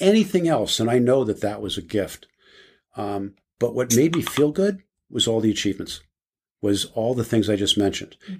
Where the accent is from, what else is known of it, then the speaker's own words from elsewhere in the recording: New Jersey, United States; I was raised in New Jersey in a small town Catholic community